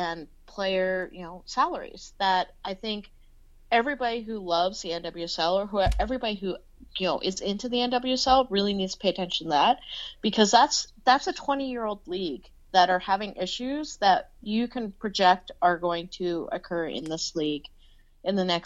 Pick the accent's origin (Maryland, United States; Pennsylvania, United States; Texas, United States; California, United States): Texas, United States; San Antonio; I'm from fucking San Antonio